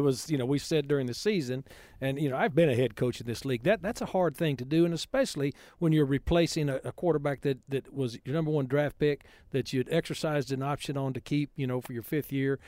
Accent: West Texas, United States; growing up in West Texas

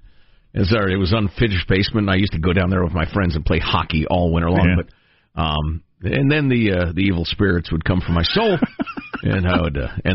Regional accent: Midwest, United States; Growing up in the Midwest, of course, we had a basement.

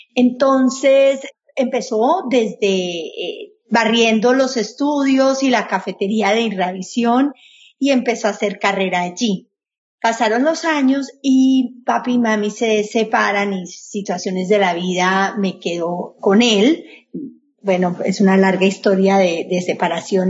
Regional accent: Colombia; now in Miami, United States; inmigrantes como yo, colombiana

